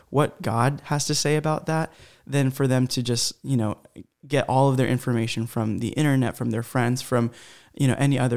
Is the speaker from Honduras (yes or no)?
yes; Honduras; born there; I was born in Honduras you know Central America but you know my parents really lived there they grew up there